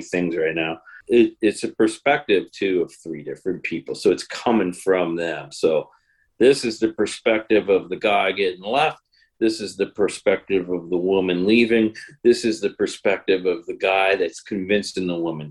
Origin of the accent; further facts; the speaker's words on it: Chicago, Illinois, United States; moved away as an adult; now in southern Illinois, United States; I'm originally from Chicago, but I've lived down here now for 7 years.